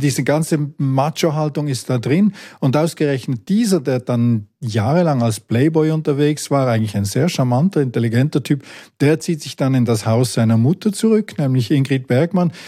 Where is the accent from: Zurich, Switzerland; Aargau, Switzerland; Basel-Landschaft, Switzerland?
Basel-Landschaft, Switzerland; village near Sissach; Ich bin im Nachbardorf aufgewachsen